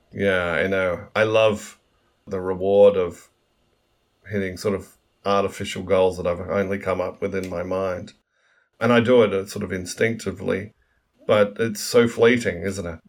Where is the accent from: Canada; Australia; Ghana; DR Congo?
Australia; moved away as an adult; also born or lived in New York, United States / London, United Kingdom